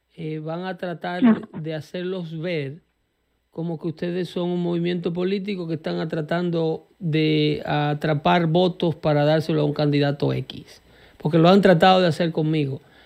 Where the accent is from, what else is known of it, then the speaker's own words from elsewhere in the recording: Dominican Republic; now in United States; nuestra República Dominicana, de donde soy yo